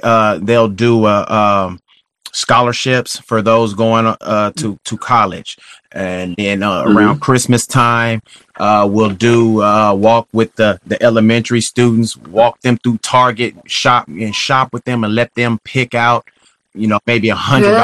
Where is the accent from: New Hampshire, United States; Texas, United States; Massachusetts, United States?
Texas, United States; moved away as an adult; also born or lived in Kansas City, Missouri; I'm originally from Texas